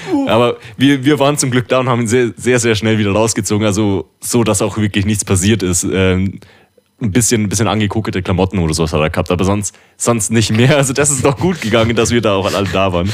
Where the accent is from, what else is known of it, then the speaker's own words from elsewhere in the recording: Dachau, Bavaria, Germany; bei uns in Dachau am Weiher